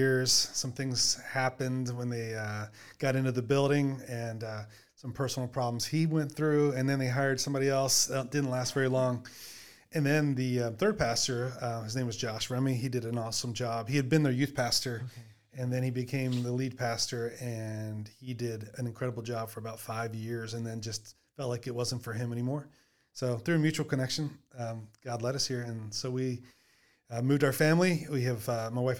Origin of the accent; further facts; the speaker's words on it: north of Baltimore, Maryland, United States; moved away as an adult; also born or lived in Virginia; now in Ohio, United States; I am from Maryland originally, just north of Baltimore, Maryland. Grew up in that area